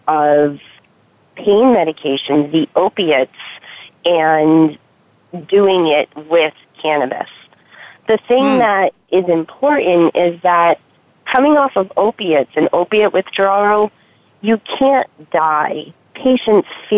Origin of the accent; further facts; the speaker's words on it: Massachusetts, United States; now in California, United States; I'm from Massachusetts. I'm in California now, but where I was living